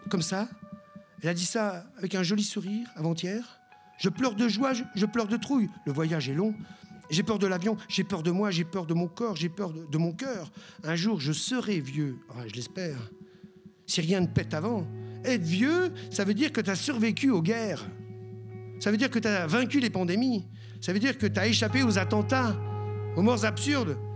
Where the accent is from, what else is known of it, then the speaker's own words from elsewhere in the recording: Brittany, France; Quand j'étais gosse, je disais que je suis breton et fier de l'être.